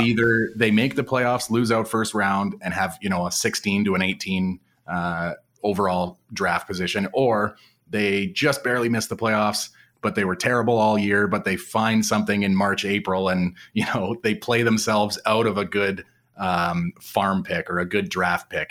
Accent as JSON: {"language": "English", "region": "Western Canada", "country": "Canada", "said": "being a Western Canadian boy"}